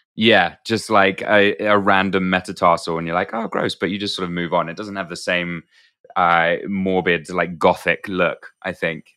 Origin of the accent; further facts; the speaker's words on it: United Kingdom; being British